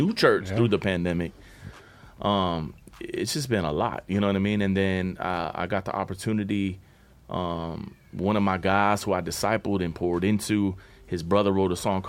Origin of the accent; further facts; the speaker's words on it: Miami, Florida, United States; moved away; we end up in Miami, Florida, which is my hometown